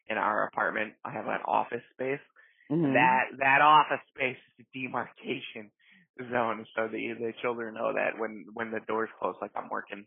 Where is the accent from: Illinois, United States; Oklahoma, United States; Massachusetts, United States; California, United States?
Illinois, United States; Chicago; I am born and raised in South Chicago